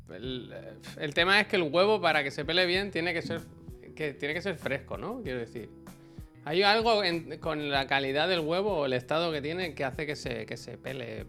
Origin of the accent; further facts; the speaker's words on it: Badalona, Catalonia, Spain; aquí en Barcelona, o en Badalona al menos, cuando yo era pequeño